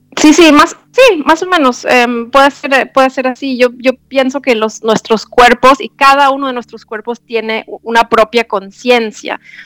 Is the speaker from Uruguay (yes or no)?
no; Germany; now in Ecuador; yo soy de Alemania